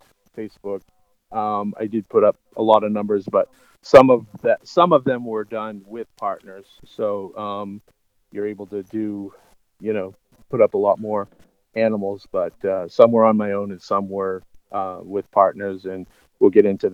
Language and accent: English; Old Orchard Beach, Maine, United States; I grew up in Old Orchard Beach, Maine